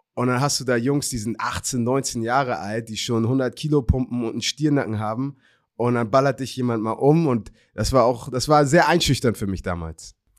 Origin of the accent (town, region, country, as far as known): Hamburg, Germany; born or raised there